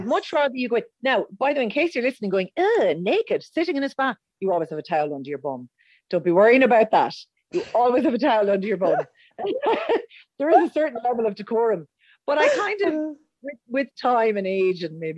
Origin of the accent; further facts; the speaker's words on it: Roscommon, Connacht, Ireland; moved away; I'm originally from Roscommon